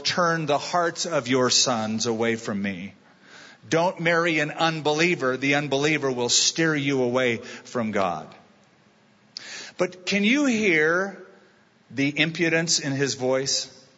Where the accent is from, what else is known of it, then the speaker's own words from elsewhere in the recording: California, United States; I'm a Californian